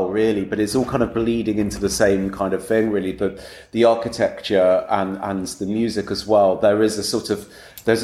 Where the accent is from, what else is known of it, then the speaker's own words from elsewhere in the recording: England, United Kingdom; my being English